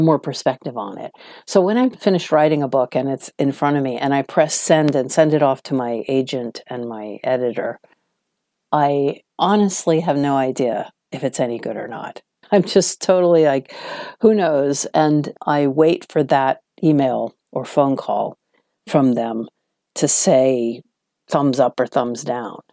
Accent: Washington, District of Columbia, United States; moved away as an adult; now in London, United Kingdom; I was from Washington, D C, which is a much calmer, smaller town compared to New York

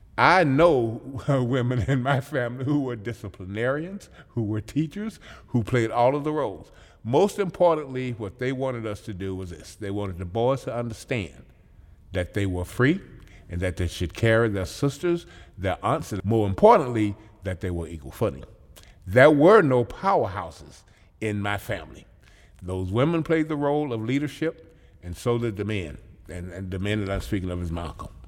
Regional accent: Mississippi, United States; moved away as an adult; also born or lived in Joliet, Illinois; now in Madison, United States; growing up in Mississippi, understanding and experiencing segregated schools

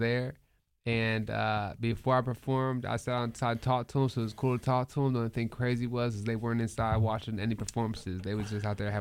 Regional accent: Wheeling, West Virginia, United States; my hometown

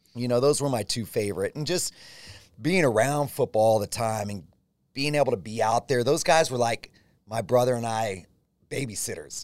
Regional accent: Gilroy, California, United States; growing up in Gilroy, small, small town community, everybody knew each other.

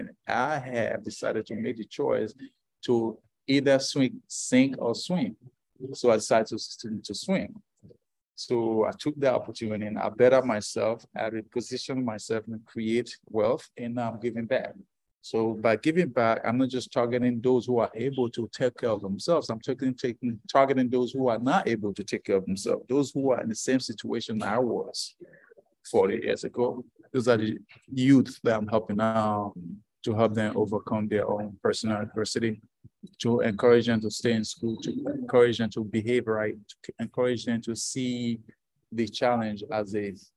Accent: Nigeria; I was born in Africa, born in Nigeria, and born out of wedlock

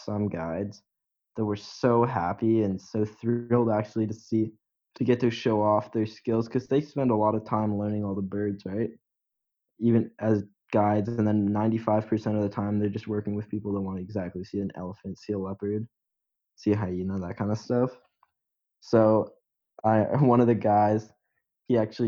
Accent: Canada; as a Canadian

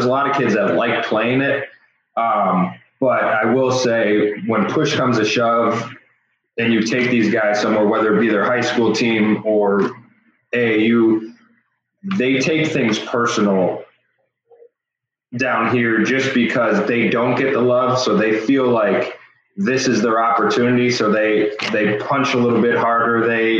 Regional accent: Chicago, Illinois, United States; moved away as an adult; now in Central Illinois, United States; I grew up in the Chicagoland area in the suburbs and then moved down here to Central Illinois after college.

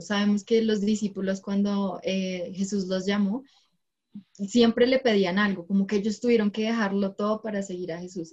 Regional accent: Bogotá, Colombia; soy de la ciudad de Bogotá

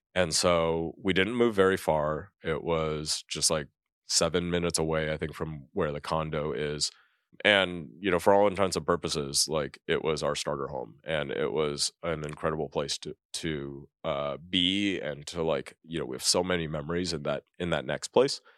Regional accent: California, United States; moved away as an adult; growing up in California, I never thought that I would leave California

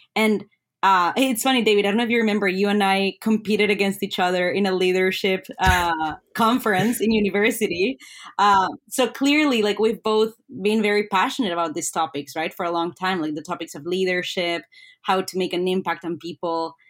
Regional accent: Colombia; now in Ottawa, Canada; I'm originally from Colombia

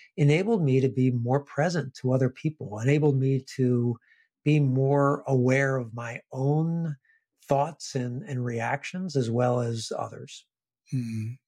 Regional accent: Washington, District of Columbia, United States; also born or lived in Richmond, Virginia; first in Washington, D.C., where I was from, I returned back to my hometown, my city

